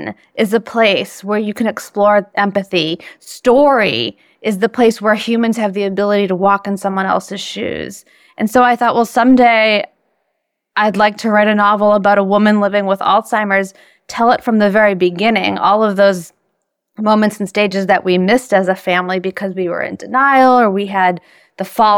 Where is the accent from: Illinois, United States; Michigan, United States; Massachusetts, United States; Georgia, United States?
Massachusetts, United States; Boston; I'm from Boston, and I got my degree from Harvard